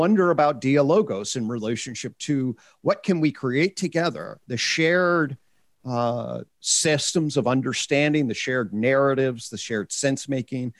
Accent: United States; as an American

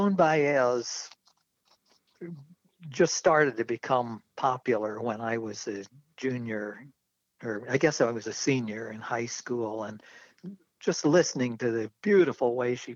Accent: Normal, Illinois, United States; moved away; I grew up in central Illinois, the Twin Cities called Bloomington Normal

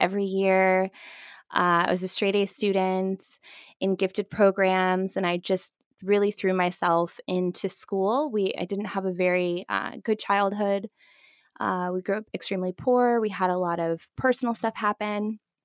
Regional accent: Fort Myers, Florida, United States; moved away; also born or lived in Vancouver, Canada / Toronto, Canada; I grew up in Fort Myers, Florida, uh, which is, for those of you who haven't been to that part of Florida, it is the South.

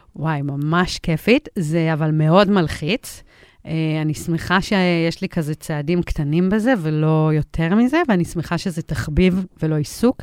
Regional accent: Israel; also born or lived in United States; נולדתי בארצות הברית, ועברתי לארץ בגיל שלוש

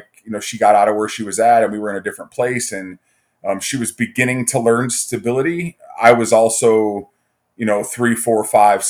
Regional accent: Fremont, Ohio, United States; also born or lived in Toledo, Ohio; I grew up in Northwest Ohio in a small town called Fremont. I was born in Toledo

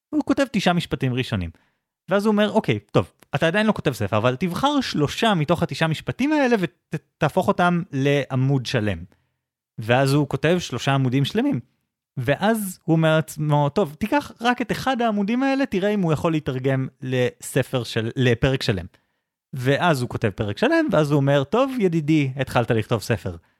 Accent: Israel

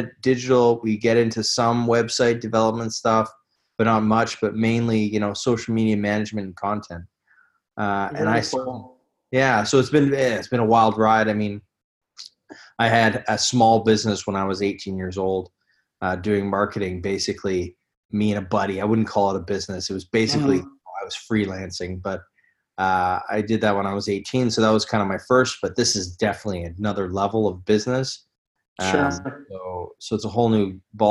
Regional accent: Canada; moved away as an adult; now in Copenhagen, Denmark; I'm Canadian

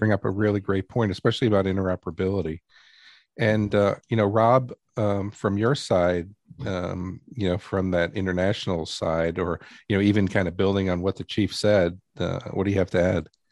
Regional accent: New York City, New York, United States; I grew up in New York City

